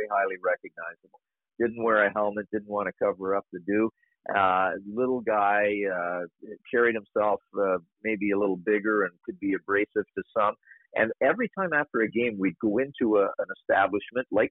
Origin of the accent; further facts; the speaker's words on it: Sarnia, Ontario, Canada; a kid growing up in Sarnia, Ontario, Canada